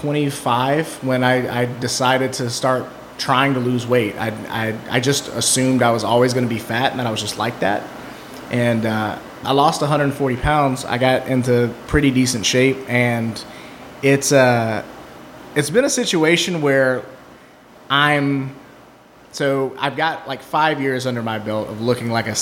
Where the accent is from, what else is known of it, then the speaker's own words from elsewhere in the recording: Mississippi, United States; moved away as an adult; also born or lived in Birmingham, Alabama; now in Columbus, Ohio, United States; I grew up in Mississippi in a trailer